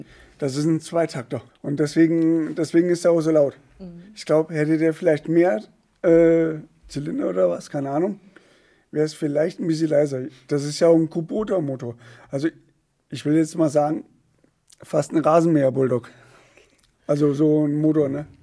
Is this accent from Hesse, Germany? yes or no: yes; Poppenhausen, Hesse, Germany; bei uns in Poppenhausen